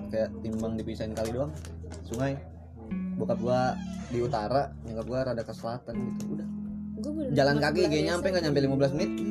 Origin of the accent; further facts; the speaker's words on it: North Sumatra, Indonesia; kalau di gua tuh Batak tuh misalkan gua mau nikahin cewek marga apa